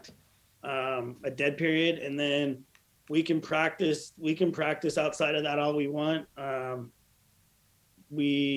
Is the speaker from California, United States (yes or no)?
yes; Southern California, United States; I grew up in Southern California